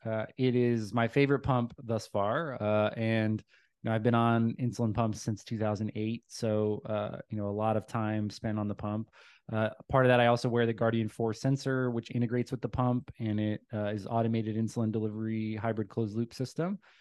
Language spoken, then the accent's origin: English; Dallas, Texas, United States; I claim it as home because it's where I spent the most time growing up